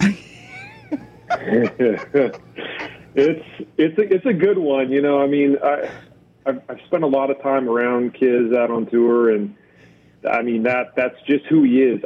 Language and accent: English; Dallas Fort Worth area, Texas, United States; I'm from the Dallas Fort Worth area